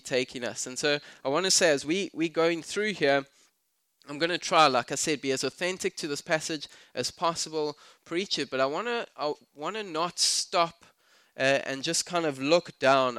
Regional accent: South Africa; I'm South African

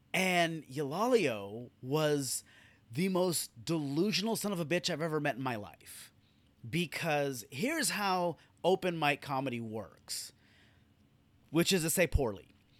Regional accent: California, United States; And I'm born and raised in California.

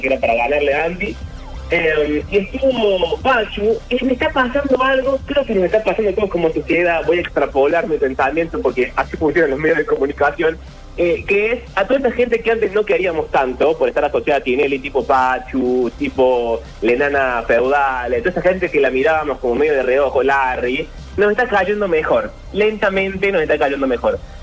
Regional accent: Argentina; nuestro país

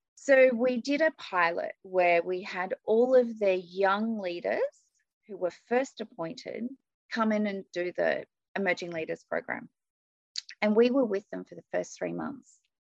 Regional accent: Australia; I'm from Australia.

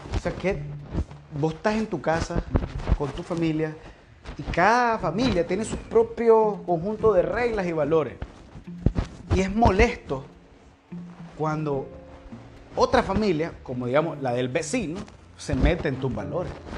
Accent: Nicaragua; lo que somos, nicaragüenses

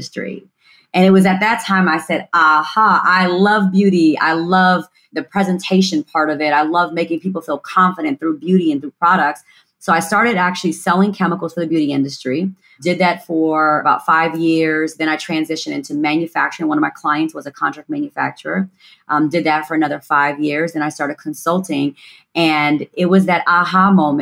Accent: Gary, Indiana, United States; born and raised in Gary, Indiana

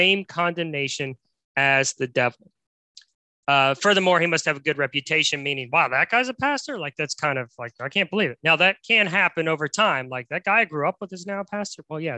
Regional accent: West Virginia, United States; the church I grew up in West Virginia

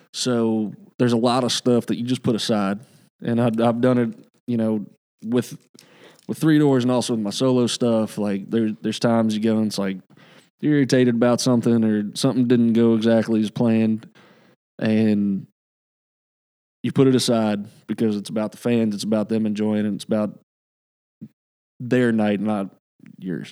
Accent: the South, United States; now in Nashville, United States; growing up in the South

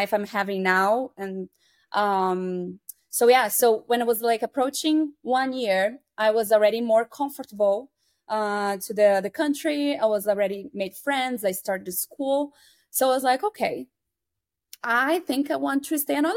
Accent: Santa Catarina, Brazil; English is a second language; moved away as an adult; now in Chicago, United States; I'm from Brazil. I'm from a state called Santa Catarina

